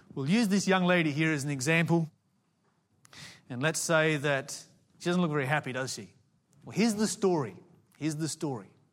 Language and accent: English; Tasmania, Australia; I grew up in Tasmania, the Promised Land.